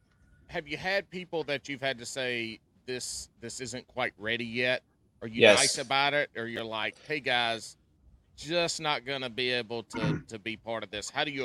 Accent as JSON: {"language": "English", "region": "California", "country": "United States", "said": "No, sir. I'm from the Silicon Valley."}